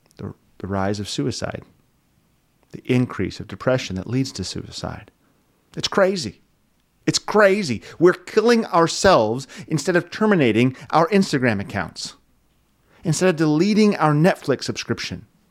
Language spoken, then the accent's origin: English; Wyoming, United States; moved away; I'm from Wyoming.